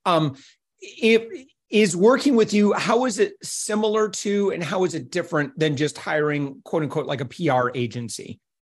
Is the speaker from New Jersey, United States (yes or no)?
no; Holland, Michigan, United States; moved away; I was originally from Holland, where I was doing radio